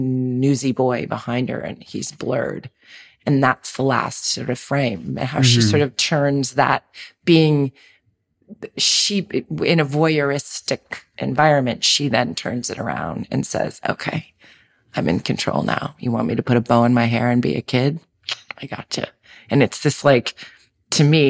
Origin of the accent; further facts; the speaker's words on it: New York City, New York, United States; growing up in Manhattan, you know, I was a city kid